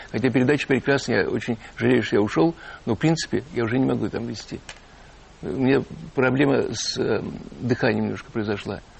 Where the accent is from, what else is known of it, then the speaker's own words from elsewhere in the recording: Ivanovo, Ivanovo Oblast, Russia; now in Moscow, Russia; Конечно, потому что я, когда начал, приехал в Москву из Иванова, да, да. такой серый, скучный такой мальчик